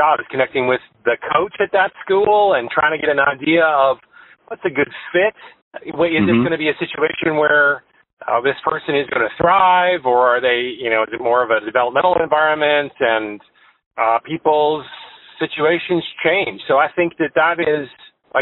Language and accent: English; Canada; moved away as an adult; now in Florida, United States; I'm Canadian, and I came to South Florida originally to pursue some golf myself